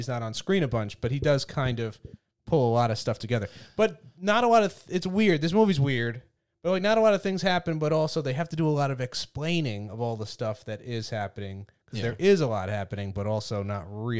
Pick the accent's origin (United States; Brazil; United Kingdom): United States; Long Island, New York; you're from Long Island, and I'm from Long Island, and we're both stand-up comics